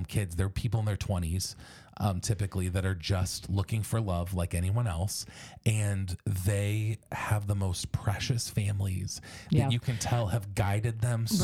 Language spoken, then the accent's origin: English; Ohio, United States; I was born in Ohio.